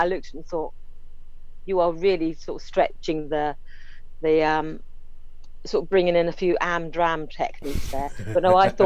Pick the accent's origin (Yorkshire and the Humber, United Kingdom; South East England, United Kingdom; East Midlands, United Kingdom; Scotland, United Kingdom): South East England, United Kingdom; Isle of Wight; I grew up on the Isle of Wight